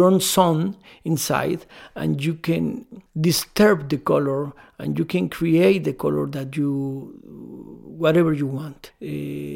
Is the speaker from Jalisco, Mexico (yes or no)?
no; Mexico City, Mexico; I am from Mexico City.